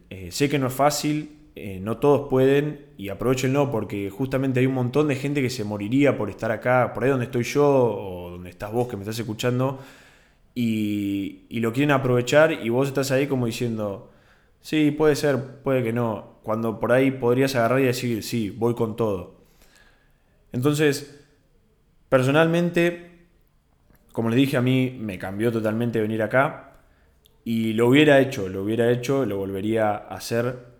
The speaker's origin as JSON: {"language": "Spanish", "town": "Bahía Blanca", "region": "Buenos Aires Province", "country": "Argentina", "moved": "as an adult", "lives_now": "Buenos Aires, Argentina", "said": "yo estudio en Buenos Aires, pero no soy de Buenos Aires, soy de Bahía Blanca."}